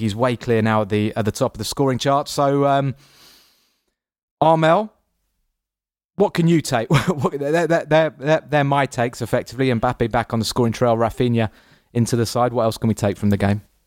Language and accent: English; England, United Kingdom; us Englishmen